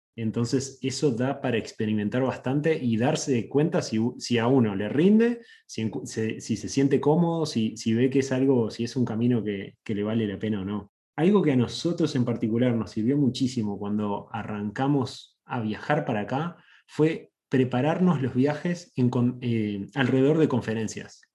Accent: Uruguay; now in California, United States; soy de Uruguay, le agrego en Sudamérica

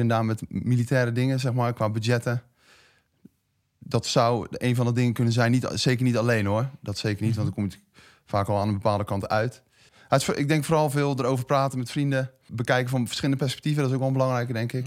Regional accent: De Lier, South Holland, Netherlands; moved away as an adult; now in Schipluiden, Netherlands; ik eh, ben wel geboren en getogen in de Lier. Dus ik voel me ook wel echt Westlander

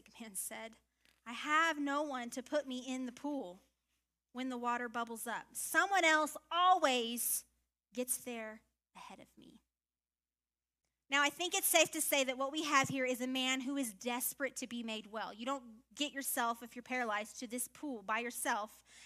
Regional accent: Louisiana, United States; I'm from Louisiana, y'all, so I think about swamps. I'm not that kind of Louisiana girl, but I am a Louisiana girl.

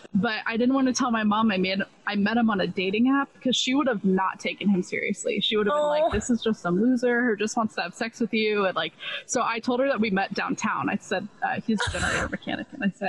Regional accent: Round Rock, Texas, United States; moved away as an adult; now in Arizona, United States; I remember moving to Round Rock

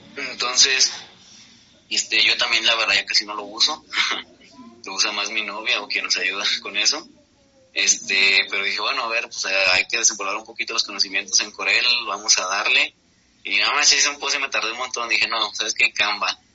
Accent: Guadalajara, Jalisco, Mexico; soy de Guadalajara en, México

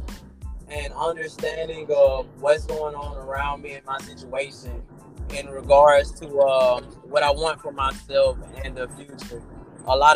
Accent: Aliceville, Alabama, United States; also born or lived in Birmingham, Alabama; Born in Birmingham, Alabama. Lived there for my first 10 years of age. My mom got into trouble. Then we moved back home to where she was originally from with my grandparents and cousins and whatnot. So I say I'm from Aliceville, Alabama.

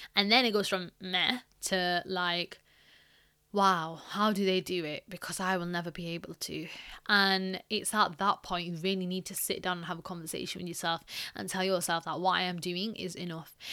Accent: Pakistan; I'm Pakistani

